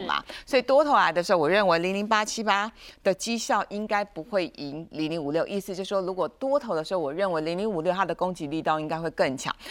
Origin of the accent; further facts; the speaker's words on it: Taiwan; 毕竟我们身在台湾啦嗯，活在台湾啦